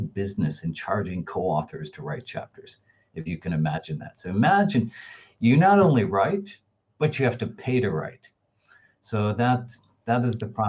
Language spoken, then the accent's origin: English; United States; I'm an American